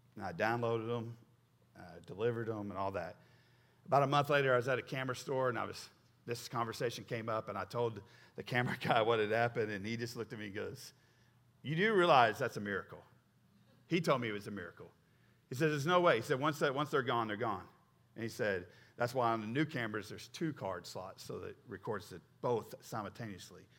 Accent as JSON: {"language": "English", "region": "Oklahoma", "country": "United States", "moved": "yes", "said": "when I first came here, I'm from Oklahoma"}